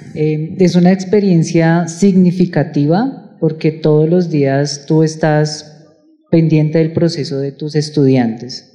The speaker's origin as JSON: {"language": "Spanish", "region": "Bogotá", "country": "Colombia", "said": "como, como bogotanos"}